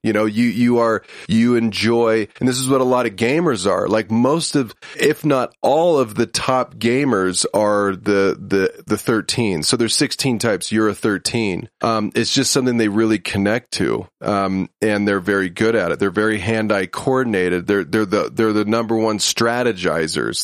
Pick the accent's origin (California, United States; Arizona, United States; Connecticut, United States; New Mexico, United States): California, United States; Huntington Beach; I'm from Huntington Beach, California